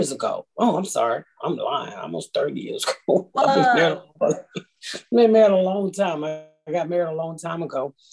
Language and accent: English; Atlanta, Georgia, United States; I grew up in the inner city of Atlanta, very poor